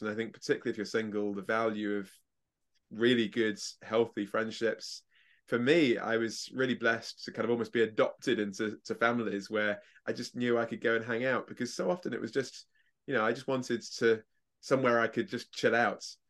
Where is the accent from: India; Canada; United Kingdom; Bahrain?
United Kingdom; England; I'm English